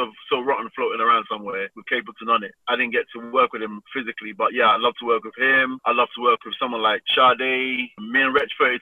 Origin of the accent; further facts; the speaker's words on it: London, United Kingdom; Growing up in Southeast London, a lot of artists were around me